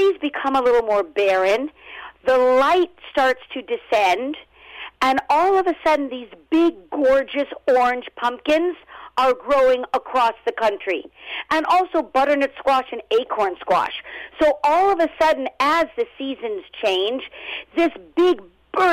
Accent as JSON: {"language": "English", "town": "Los Angeles", "region": "California", "country": "United States", "tie": "born or raised there", "also_born_or_lived": "Brooklyn, New York", "moved": "yes", "lives_now": "New York, United States", "said": "originally, I'm from Los Angeles, born and raised, but I was transplanted to New York."}